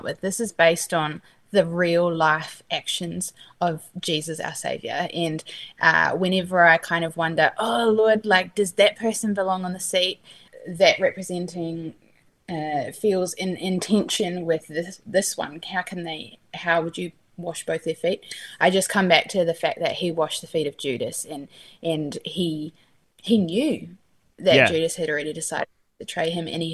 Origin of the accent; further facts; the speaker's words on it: New Zealand; moved away as an adult; also born or lived in Australia; now in California, United States; So I grew up in New Zealand. I'm a Kiwi through and through.